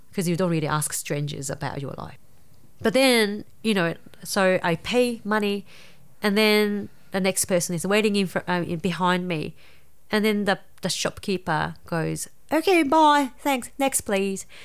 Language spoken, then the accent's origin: English; Nara, Japan; English is a second language; moved away; I grew up in a quite a, um, rural Nara